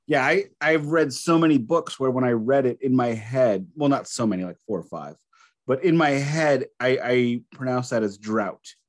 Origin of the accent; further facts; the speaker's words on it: Alton, Illinois, United States; accent: Midwestern American; also born or lived in St. Louis, Missouri; I was born in Alton, which is just up the road